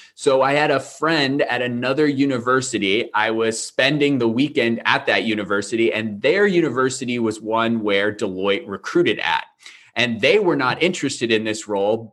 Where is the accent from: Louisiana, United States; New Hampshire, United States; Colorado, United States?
New Hampshire, United States; near Manchester; Manchester, New Hampshire, which was about 20 minutes away from my hometown